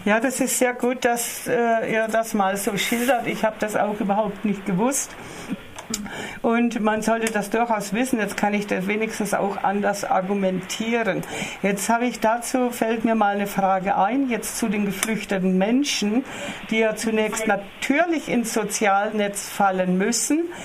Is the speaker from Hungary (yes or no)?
no; Germany; bei uns in Deutschland